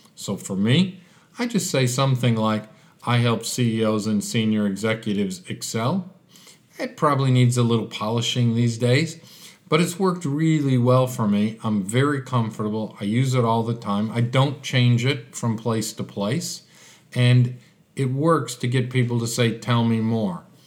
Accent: Chicago, Illinois, United States; moved away as an adult; now in Adelaide, Australia; with my accent, uh, Chicago was home. That's where I had lived my life, and all of a sudden I was deposited in Australia, Adelaide

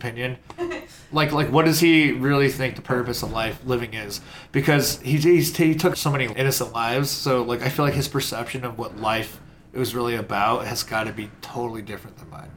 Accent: Chicago, Illinois, United States; Born and raised in Chicago

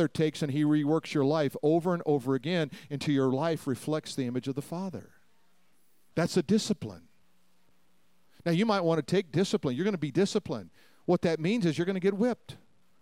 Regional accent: Denver, Colorado, United States; I grew up in Denver

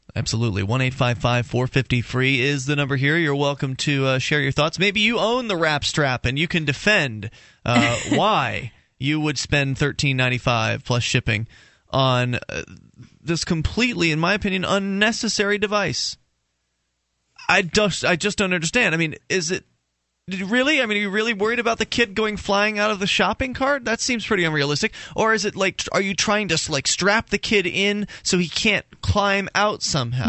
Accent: Florida, United States; now in New Hampshire, United States; I'm in New Hampshire, but I'm from Florida

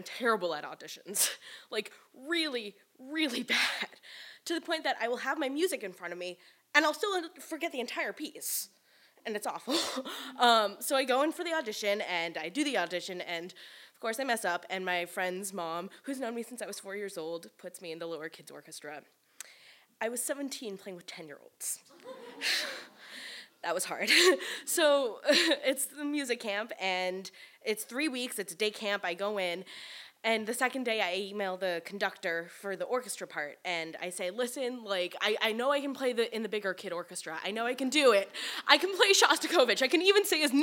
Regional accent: New York City, New York, United States; I grew up in New York City

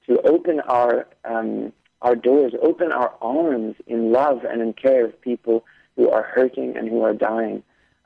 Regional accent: California, United States; my hometown in California

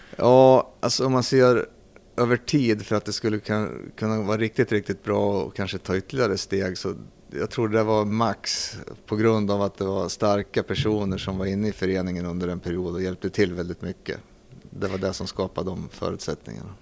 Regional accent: Arboga, Västmanland, Sweden; also born or lived in Södertälje; född i Södertälje. Mm. För där spelade min pappa hockey då i gamla elitserien som det hette. Så där kom jag till världen, sen flyttade vi till Arboga. Mm. Så jag är uppvuxen i Arboga

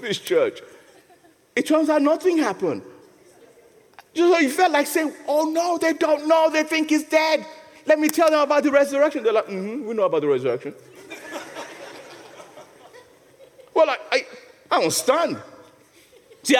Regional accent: Nigeria; now in England, United Kingdom; When I first came to England, you know, I'm a Nigerian

